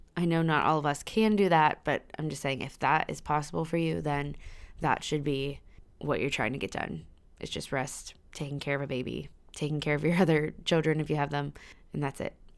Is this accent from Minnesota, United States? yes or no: no; Pittsburgh, Pennsylvania, United States; moved away as an adult; also born or lived in Virginia; We're both from Pittsburgh, Pennsylvania, so we decided to move back